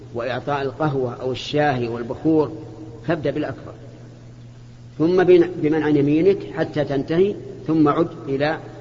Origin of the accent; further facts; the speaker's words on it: Kuwait; احنا من الكويت